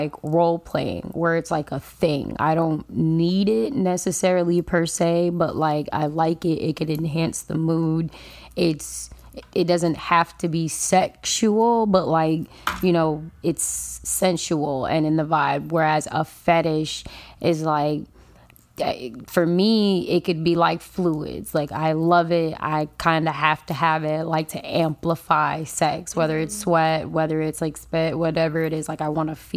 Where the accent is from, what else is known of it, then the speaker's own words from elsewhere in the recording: New York City, New York, United States; also born or lived in Jamaica (ancestry) / Florida; now in Palm Beach County, United States; I'm Jamaican. I was born in Brooklyn.